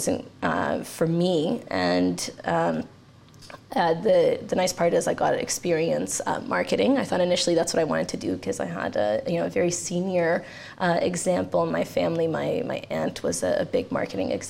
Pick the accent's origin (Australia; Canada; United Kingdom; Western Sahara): Canada; also born or lived in Romania; I was born in Romania and moved to Canada with my parents and my sister when I was very young. So I did all my schooling here